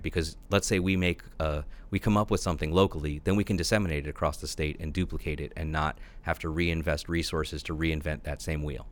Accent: New Jersey, United States; moved away as an adult; also born or lived in New York / Boston / Illinois; now in Bloomington-Normal, United States; I was born in New York, uh, grew up in New Jersey, and I spent most of my life, the formative years at least, in the Northeast.

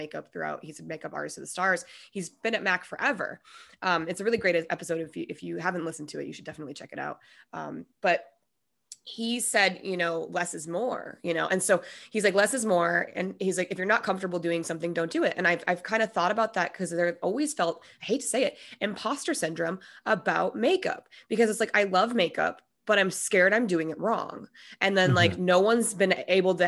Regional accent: Minnesota, United States; I'm also from Minnesota

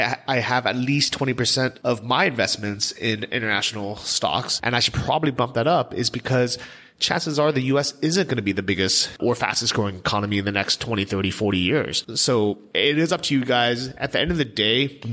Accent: United States; we're lucky as Americans

